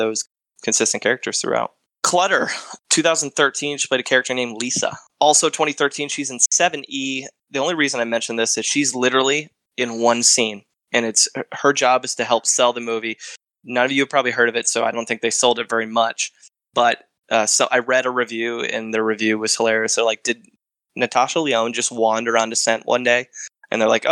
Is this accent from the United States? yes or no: yes; Michigan, United States; I'm from Michigan